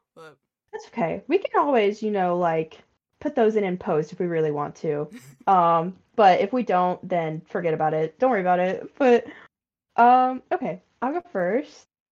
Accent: North Carolina, United States; I'm from the South, as Reed just outed me. Not the Deep South, so don't worry. Um, but the South, North Carolina

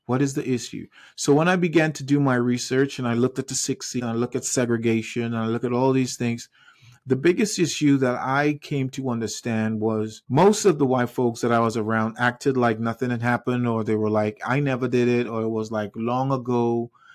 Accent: Trinidad & Tobago; now in United States; I grew up in the Caribbean island of Trinidad and Tobago. I wasn't born in the U S A, even though I am now

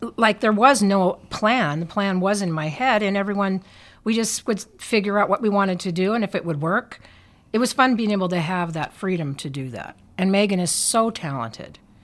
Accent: Billings, Montana, United States; I'm originally from Billings. My family goes way back here, three, four generations

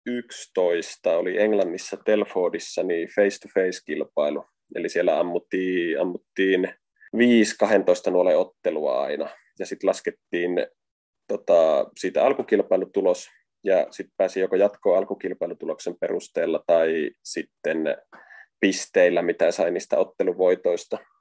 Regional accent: Varkaus, North Savo, Finland; moved away as an adult; now in Helsinki, Finland; mä Varkaudesta kotoisin, niin silloin kun muutin 2009 Helsinkiin

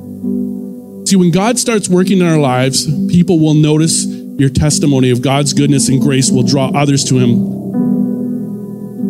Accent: Ontario, Canada; moved away; I'm from Ontario originally

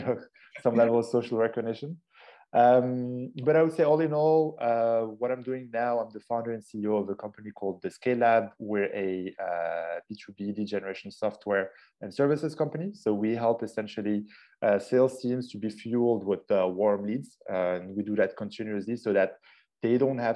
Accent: Casablanca, Casablanca-Settat, Morocco; originally, I'm half Moroccan, half Austrian, born and raised in Casablanca, Morocco.

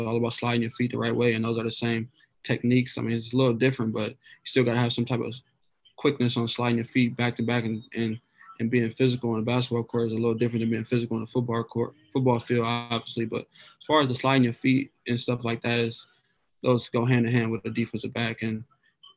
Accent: Toledo, Ohio, United States; I grew up kind of on the south and west side of Toledo, just kind of inner city of Toledo

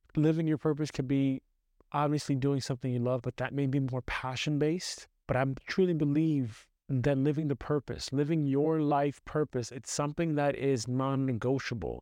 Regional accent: New York City, New York, United States; growing up in Brooklyn

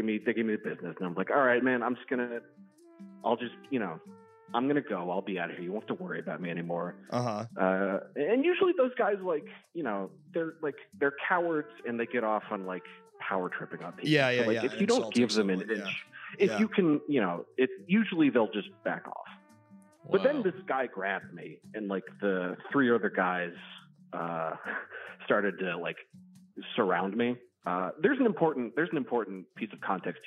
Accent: Baltimore County, Maryland, United States; I grew up in Baltimore County

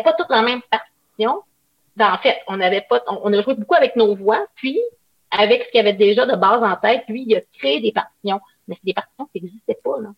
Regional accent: Quebec, Canada; also born or lived in Paris, France; j'ai grandi au Lac-Saint-Jean

